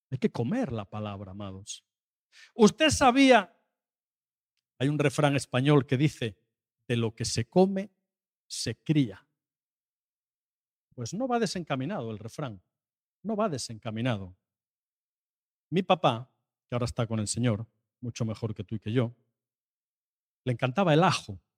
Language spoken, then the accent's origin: Spanish; Seville, Andalusia, Spain; me acordaba de lo que comentabas tan lejos de mi tierra y de mi casa, porque yo estaba hablando de que en Sevilla también nieva.